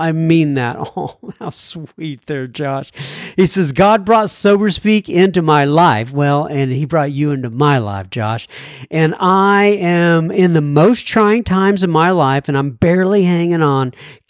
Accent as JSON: {"language": "English", "town": "Dallas", "region": "Texas", "country": "United States", "also_born_or_lived": "North Carolina", "said": "I am from Dallas, Texas. I lived in North Carolina for the last couple of years"}